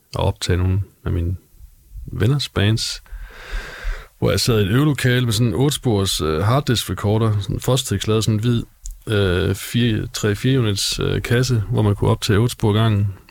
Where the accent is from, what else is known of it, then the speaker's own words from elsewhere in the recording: Gråsten, Southern Denmark, Denmark; moved away as an adult; now in Aarhus, Denmark; Jeg er fra Gråsten oprindeligt, nede i Sønderjylland men øh, københavner forældre, men født og opvokset i Sønderjylland